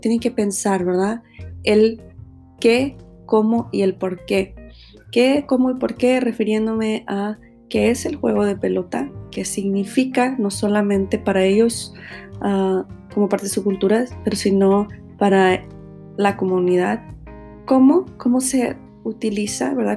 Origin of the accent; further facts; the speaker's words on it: Mexico; para los que somos mexicanos